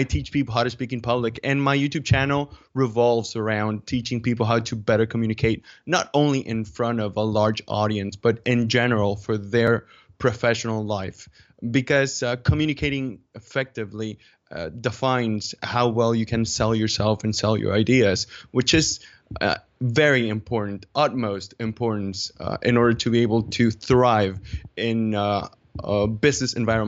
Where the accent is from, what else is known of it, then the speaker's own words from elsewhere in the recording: Dominican Republic; English is a second language; now in Mallorca, Spain; I'm from Dominican Republic, but I live in Mallorca, which is an island in the Mediterranean Sea. It's a Spanish island. And, well, I've been living here for a few years now.